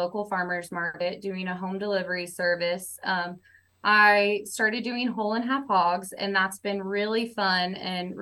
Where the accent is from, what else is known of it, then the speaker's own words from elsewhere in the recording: Tulsa, Oklahoma, United States; I'm from Oklahoma, born and raised in Tulsa